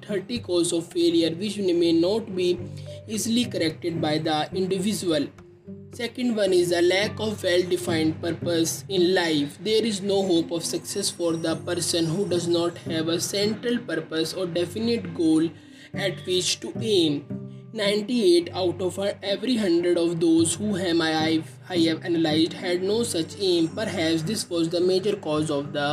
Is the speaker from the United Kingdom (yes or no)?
no; India; I am from India